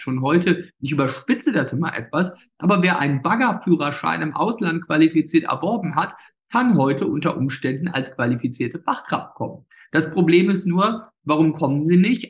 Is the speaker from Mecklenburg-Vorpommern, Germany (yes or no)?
yes; Ueckermünde, Mecklenburg-Vorpommern, Germany; das alles meine Heimatregion, auch das ländliche